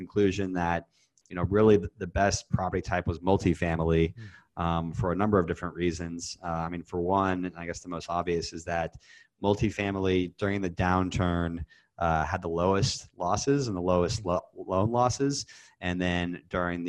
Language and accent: English; Kansas City, United States; moved away; also born or lived in Indiana / Chicago / Dallas; I grew up in Kansas City